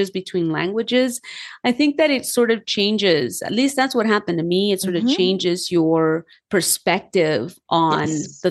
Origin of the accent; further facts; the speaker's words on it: Los Angeles, California, United States; I was born and raised in Los Angeles